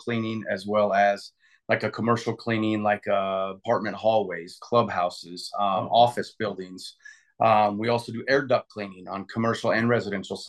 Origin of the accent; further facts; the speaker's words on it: Central Iowa, United States; I grew up in Central Iowa. I left Central Iowa when I graduated